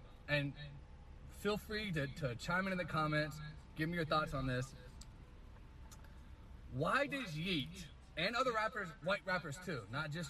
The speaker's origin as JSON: {"language": "English", "town": "Jacksonville", "region": "Florida", "country": "United States", "tie": "born or raised there", "moved": "yes", "said": "When I was growing up in my neighborhood where I'm from, in Jacksonville, Florida, I don't live there anymore, but I'm from Jacksonville, Florida"}